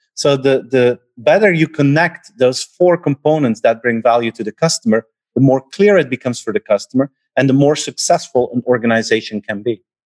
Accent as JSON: {"language": "English", "country": "Belgium", "said": "I'm from Belgium"}